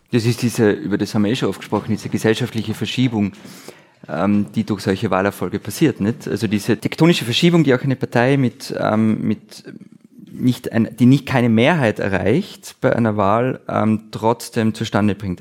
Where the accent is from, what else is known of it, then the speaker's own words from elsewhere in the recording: Austria; ich als Österreicher